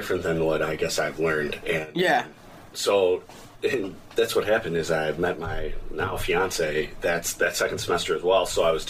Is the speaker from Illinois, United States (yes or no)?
yes; Downers Grove, Illinois, United States; I grew up in Downers Grove. I come from two parents who grew up kind of, I guess, having nothing. My dad grew up with 10 siblings, and my mom grew up on the south side.